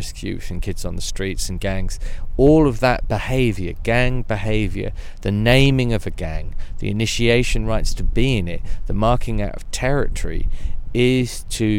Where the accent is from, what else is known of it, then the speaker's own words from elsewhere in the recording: Devon, South West England, United Kingdom; I come from Devon in the United Kingdom.